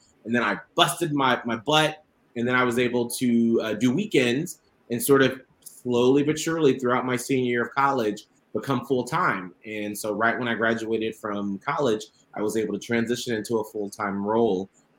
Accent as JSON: {"language": "English", "town": "Atlanta", "region": "Georgia", "country": "United States", "tie": "born or raised there", "said": "I grew up in Atlanta, Georgia. And I had a very, very long bus ride to school. I grew up in the south part of Atlanta, and I was bused up to the northern part."}